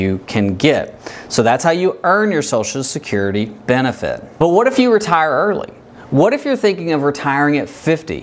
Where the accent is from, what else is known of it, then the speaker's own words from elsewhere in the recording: Kentucky, United States; I'm from Kentucky.